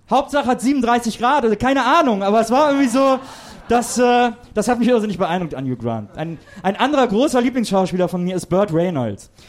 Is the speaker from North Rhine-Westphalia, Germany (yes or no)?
yes; North Rhine-Westphalia, Germany; ich komme aus der Nähe von Köln, aus einem kleinen Städtchen